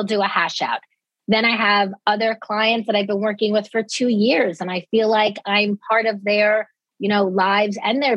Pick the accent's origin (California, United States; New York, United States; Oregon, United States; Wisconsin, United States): New York, United States; Dix Hills; I was raised in Dix Hills, exit 50